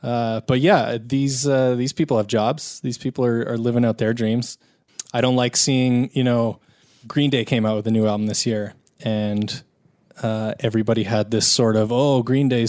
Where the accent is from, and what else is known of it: Calgary, Alberta, Canada; born or raised there